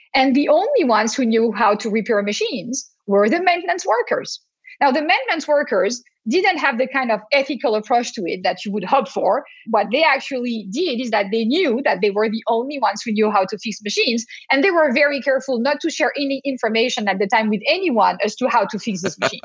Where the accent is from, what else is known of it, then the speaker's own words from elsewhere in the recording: France; accent: French; now in Boston, United States; as you can hear to my accent, even though I'm talking to you from Boston today, I am not a pure Bostonian. I am a French American Bostonian